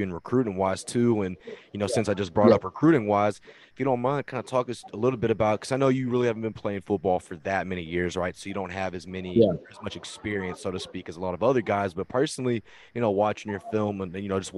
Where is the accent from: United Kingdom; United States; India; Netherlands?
United States; Texas; I'm down here from Texas